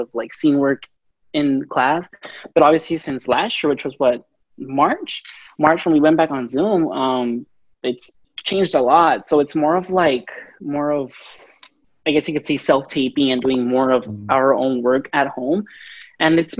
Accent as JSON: {"language": "English", "region": "Texas", "country": "United States", "moved": "as an adult", "lives_now": "Los Angeles, United States", "said": "I'm from Texas, so I moved here to LA for acting"}